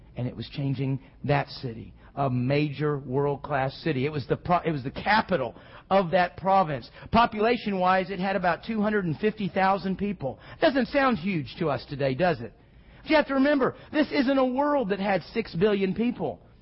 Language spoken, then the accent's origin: English; Houston, Texas, United States; growing up in Houston